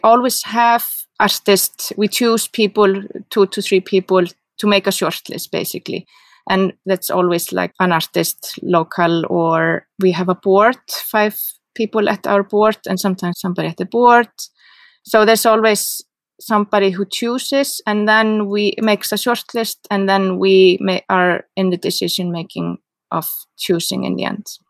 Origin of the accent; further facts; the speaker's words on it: Reykjavik, Capital Region, Iceland; English is a second language; moved away as an adult; now in Seyðisfjörður, Iceland; I'm from Reykjavik and I live here